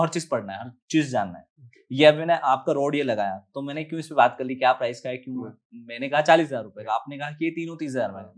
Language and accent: Hindi; Madhya Pradesh, India; moved away; बचपन में मैं गांव में तो पला बड़ा फिर एजुकेशन मेरा जो हुआ वो हिंदी मीडियम से ट्वेल्थ तक ही पास आउट हूँ मैं